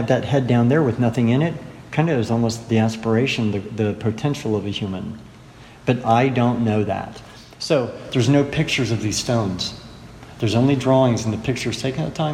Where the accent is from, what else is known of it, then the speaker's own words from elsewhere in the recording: Dayton, Ohio, United States; I'm from Ohio